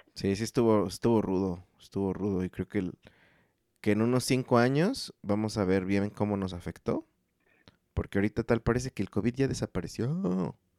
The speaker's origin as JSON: {"language": "Spanish", "country": "Mexico", "said": "como mexicano"}